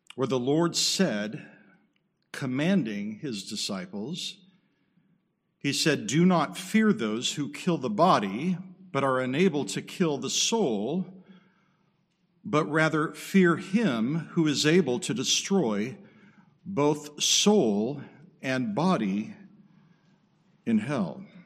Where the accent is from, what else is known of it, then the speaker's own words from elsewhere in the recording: Southern California, United States; moved away; also born or lived in Okinawa, Japan / Midwest, United States; I grew up in Southern California, earthquake country, um, lived in Okinawa.